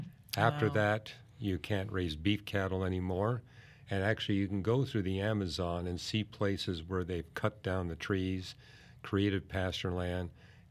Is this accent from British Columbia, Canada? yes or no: yes; Vancouver, British Columbia, Canada; This was just 6 miles from the house that I was raised in Vancouver. I would cross the bridge to North Vancouver, and I loved this park.